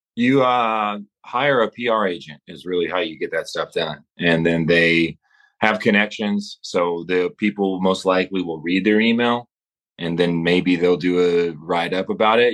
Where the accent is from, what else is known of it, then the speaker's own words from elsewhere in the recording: Amarillo, Texas, United States; moved away as an adult; also born or lived in Los Angeles; I'm in Amarillo, my hometown